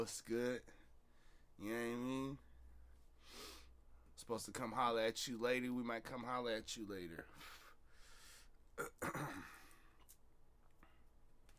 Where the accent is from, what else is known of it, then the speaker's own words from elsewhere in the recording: Seattle, Washington, United States; now in Eastside (425 area), United States; I'm a 206, baby. I'm in the 425s now, but I'm still 206 at heart